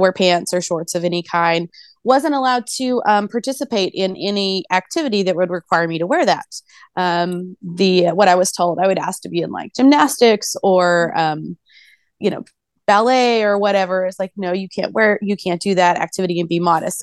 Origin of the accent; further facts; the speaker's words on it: Bible Belt, Southern United States, United States; I was born in the Southern United States in the Bible Belt